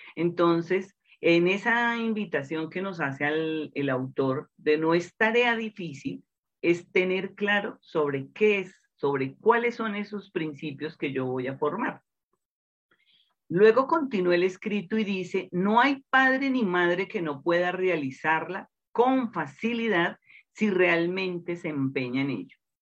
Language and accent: Spanish; Colombia; en el interior de mi país, Colombia